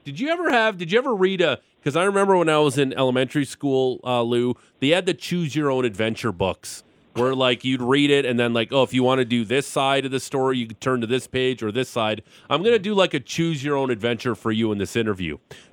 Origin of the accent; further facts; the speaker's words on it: Niagara, Ontario, Canada; now in Calgary, Canada; Back home in Niagara